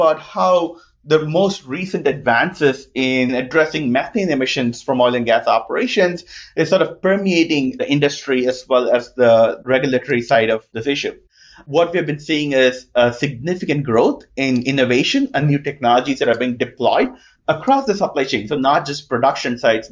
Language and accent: English; India; moved away as an adult; also born or lived in New Jersey, United States; now in Austin, United States; I grew up in India, and I did a lot of my education in engineering in New Jersey